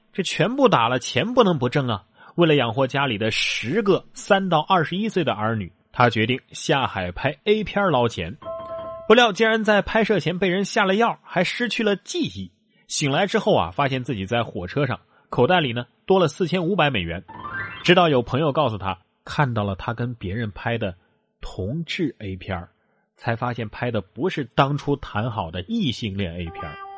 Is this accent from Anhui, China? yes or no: no; Sichuan, China; 咱们四川人还擅长这个